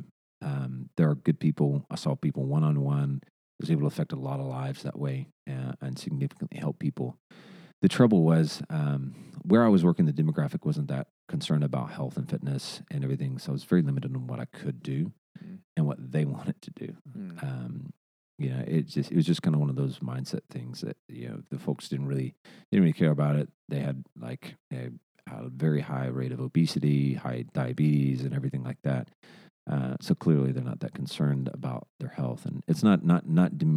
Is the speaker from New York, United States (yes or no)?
no; Arkansas, United States; moved away as an adult; also born or lived in Hendersonville, Tennessee; now in Nashville, United States; I'm from Arkansas originally. We moved to Nashville back in 2015.